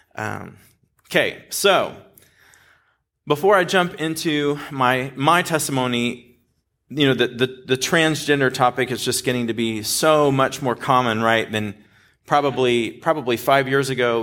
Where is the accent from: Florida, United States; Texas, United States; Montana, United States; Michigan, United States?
Texas, United States; Dallas; now in California, United States; I grew up in this area, like North Dallas